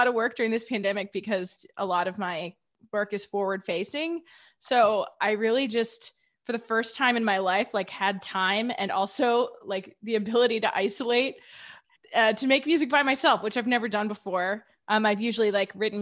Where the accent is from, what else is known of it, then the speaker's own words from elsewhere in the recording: Wilmette, Illinois, United States; now in Boston, United States; I grew up just a little bit north of Chicago, like 20 minutes north